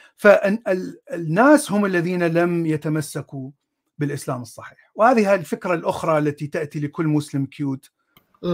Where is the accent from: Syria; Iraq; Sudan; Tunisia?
Iraq; Baghdad, Baghdad Governorate; أنا من العراق، ولدت في بغداد، من، آه، عائلة سنية أصلها من الموصل